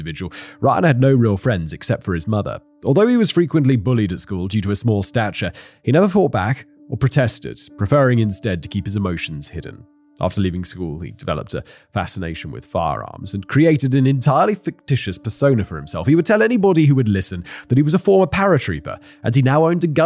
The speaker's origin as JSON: {"language": "English", "country": "United Kingdom", "said": "I'm British myself"}